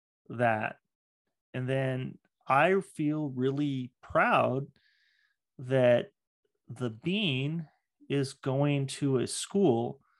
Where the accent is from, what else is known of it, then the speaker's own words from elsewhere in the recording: Redmond, Washington, United States; And, you know, I grew up in Redmond.